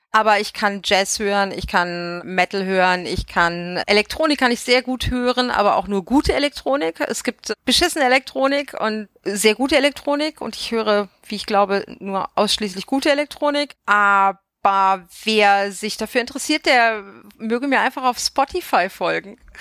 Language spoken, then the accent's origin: German; Bavaria, Germany; now in Vogelsbergkreis, Germany; aus Bayern, aus der Gegend, wo ich herkomme